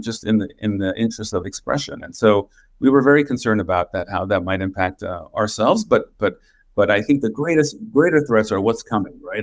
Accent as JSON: {"language": "English", "town": "Los Angeles", "region": "California", "country": "United States", "tie": "born or raised there", "also_born_or_lived": "Washington, D.C.", "moved": "as an adult", "said": "we had an opening in my hometown. This is where I was born and raised"}